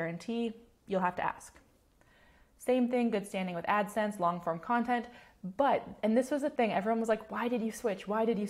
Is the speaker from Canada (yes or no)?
yes; Canada; I'm Canadian